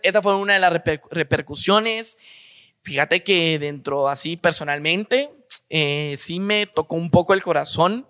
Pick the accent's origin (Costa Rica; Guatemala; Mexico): Guatemala; somos guatemaltecos